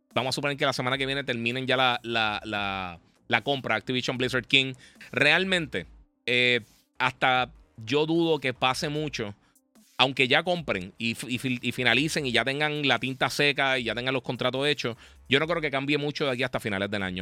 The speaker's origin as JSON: {"language": "Spanish", "country": "Puerto Rico", "said": "como somos Puerto Rico"}